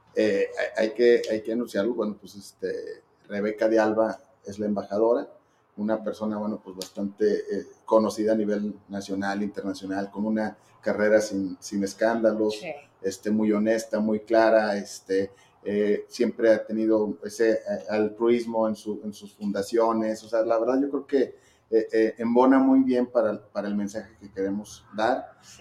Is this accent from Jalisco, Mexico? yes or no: no; Zacatecas, Mexico; somos gente pues, de Zacatecas, que le hemos chambeado